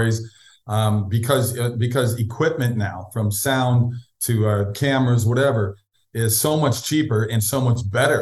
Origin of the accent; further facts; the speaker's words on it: Minneapolis, Minnesota, United States; Minneapolis, where I'm from